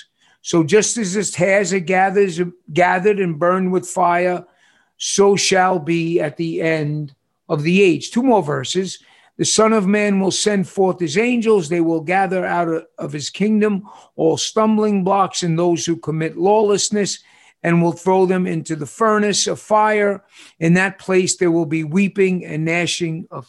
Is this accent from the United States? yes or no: yes; New York City, New York, United States; moved away; when I was growing up in New York City